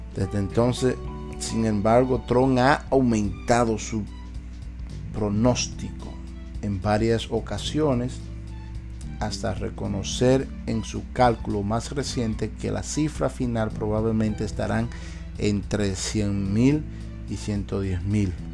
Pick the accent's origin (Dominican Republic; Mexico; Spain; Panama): Dominican Republic; now in United States; mi país, República Dominicana